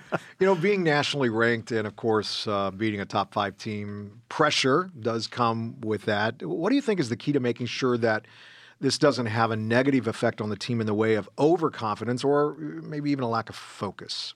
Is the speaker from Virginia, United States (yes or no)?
no; California, United States; born or raised there; moved away